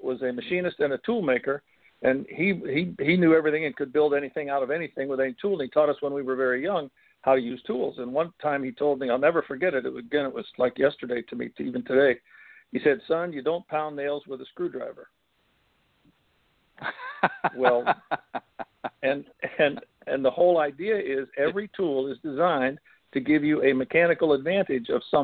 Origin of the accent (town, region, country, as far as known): Steubenville, Ohio, United States; born or raised there